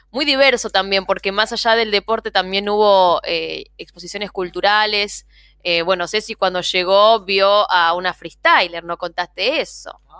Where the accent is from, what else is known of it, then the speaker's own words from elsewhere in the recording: Buenos Aires Province, Argentina; No soy de porteña yo. Yo le vengo al conurbano